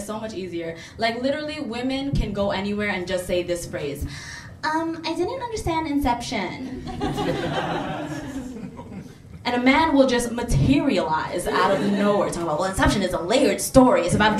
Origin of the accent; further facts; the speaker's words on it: Bangladesh; My family is from a country called Bangladesh. Yeah, yeah. Clap it up for Bangladesh. Yeah. I'm from Bangladesh.